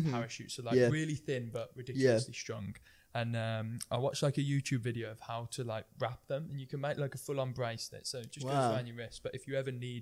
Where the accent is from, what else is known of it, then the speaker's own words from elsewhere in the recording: West Midlands, United Kingdom; accent: West Midlands; Live in the West Midlands, probably tell from the accent.